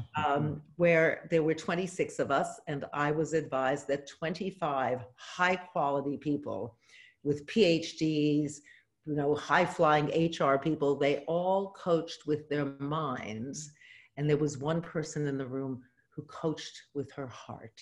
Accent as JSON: {"language": "English", "town": "New York City", "region": "New York", "country": "United States", "tie": "born or raised there", "moved": "as an adult", "said": "I was born in New York City"}